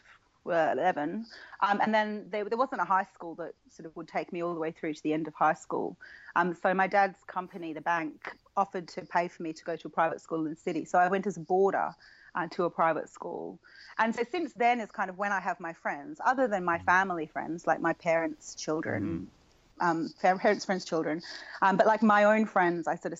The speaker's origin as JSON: {"language": "English", "town": "Perth", "region": "Western Australia", "country": "Australia", "also_born_or_lived": "Fiji", "moved": "as an adult", "lives_now": "United Kingdom", "said": "I'm originally from Perth. My family are all in Australia."}